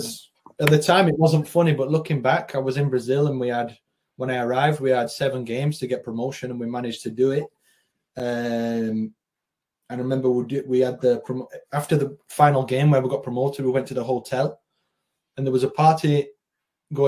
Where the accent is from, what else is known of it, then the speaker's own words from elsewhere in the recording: the north of England, United Kingdom; moved away as an adult; also born or lived in Spain; growing up in Northern England, playing in Northern England as a kid and then into my early 20s